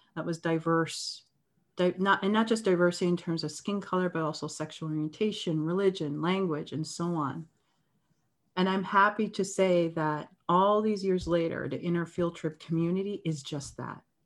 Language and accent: English; Canada; I'm from Canada.